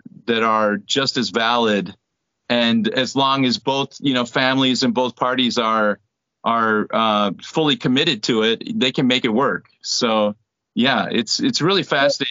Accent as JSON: {"language": "English", "country": "United States", "said": "my wife is Korean, I'm American"}